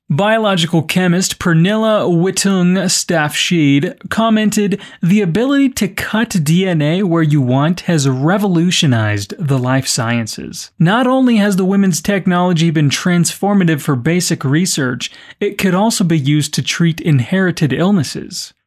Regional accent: United States; now in Colorado, United States; I'm American and I live in Colorado

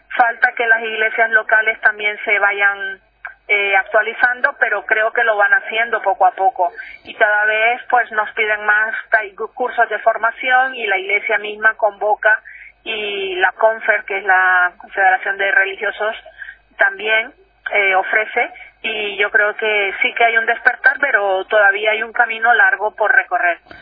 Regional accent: Nicaragua; now in Spain; yo soy de Nicaragua y estudié en un colegio

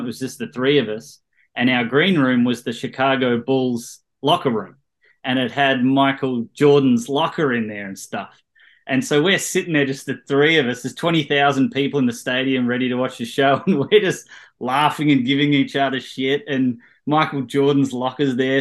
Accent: Australia; moved away as an adult; now in Los Angeles, United States; we're all Australians

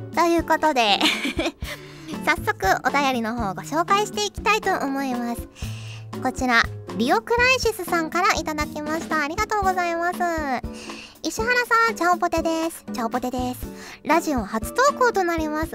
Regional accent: Fukuoka, Japan; moved away as an adult; now in Tokyo, Japan; 福岡にいた頃に速攻免許を取っ

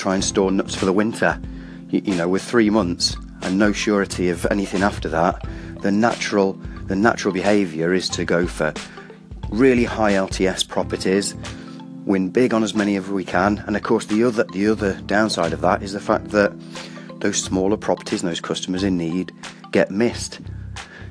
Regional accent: Welsh, Wales, United Kingdom; I'm Welsh

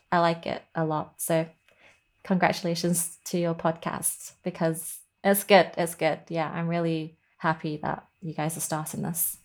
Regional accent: Lancashire, North West England, United Kingdom; also born or lived in Hong Kong; the one up in Lancashire, since I was, you know, I grew up in that one

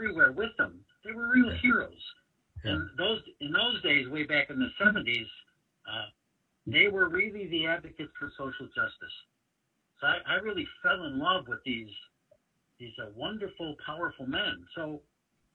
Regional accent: Chicago, Illinois, United States; We grew up on the South Side

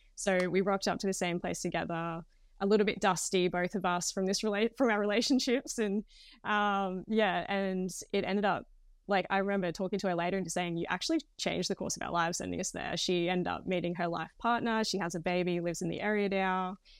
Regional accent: Queensland, Australia; moved away as an adult; also born or lived in Sydney; I'm actually from Queensland, so I'd moved down to Sydney with my partner at the time.

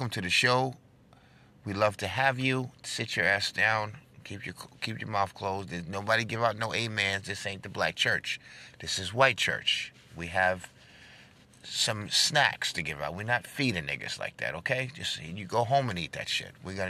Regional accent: New York, United States; I'm from New York

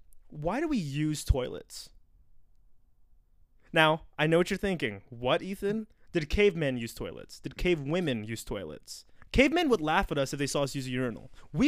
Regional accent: United States; as an American

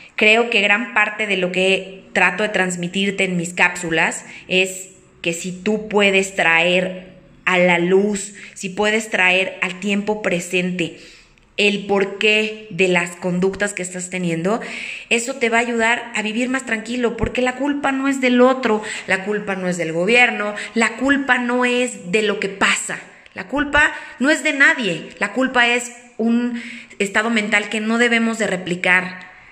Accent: Mexico; soy eh, mexicana

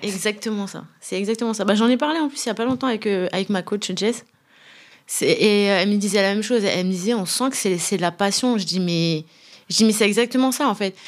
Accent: Brest, Brittany, France; also born or lived in Rabat, Morocco; je suis née au Maroc à Rabat. J'ai cinq frères et sœurs, une grande famille. Voilà, j'ai grandi à Brest

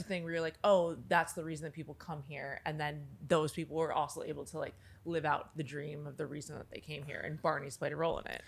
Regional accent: Minneapolis, Minnesota, United States; now in Los Angeles, United States; my hometown of South Minneapolis, which is where I grew up, in actual South Minneapolis

